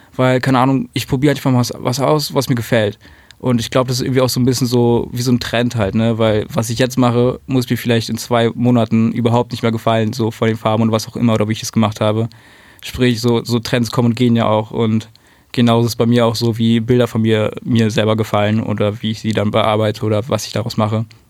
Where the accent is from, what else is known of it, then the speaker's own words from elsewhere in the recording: Berlin, Germany; Ich bin in Berlin geboren, in Spandau aufgewachsen.